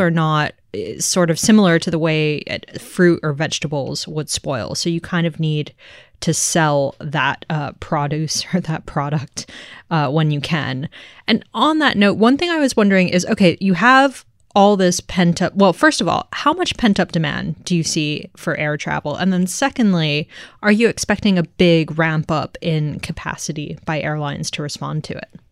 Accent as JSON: {"language": "English", "region": "Tokyo", "country": "Japan", "tie": "born or raised there", "said": "I grew up in Tokyo"}